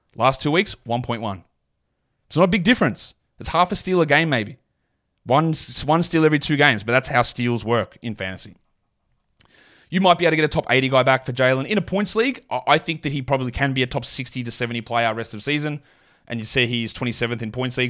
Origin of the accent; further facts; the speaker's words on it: Australia; accent: Australian; my natural Australian accent